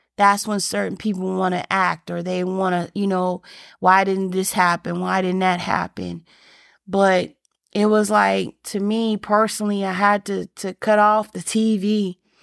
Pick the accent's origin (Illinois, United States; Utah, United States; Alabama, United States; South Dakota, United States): Alabama, United States; I grew up in the South and I grew up in Alabama